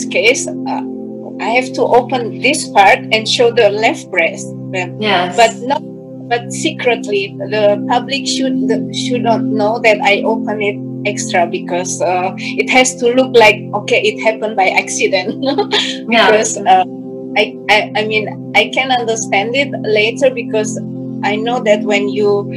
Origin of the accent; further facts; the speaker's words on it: Indonesia; now in Germany; I'm from Indonesia